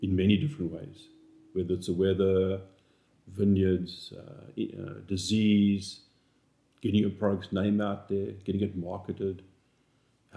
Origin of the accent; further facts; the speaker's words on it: South Africa; moved away as an adult; now in North Carolina, United States; we grew up in South Africa where they've made wine for over 400 years